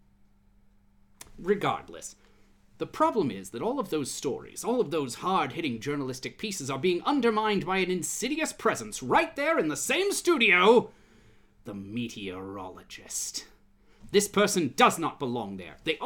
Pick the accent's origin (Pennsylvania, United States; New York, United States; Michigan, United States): Michigan, United States; Growing up in Michigan, we had the Farmer's Almanac